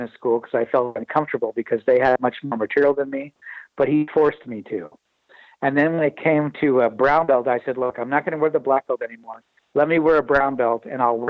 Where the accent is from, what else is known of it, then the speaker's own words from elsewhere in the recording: Bay Area of California, United States; moved away as an adult; now in Vancouver; where I grew up in the Bay Area of California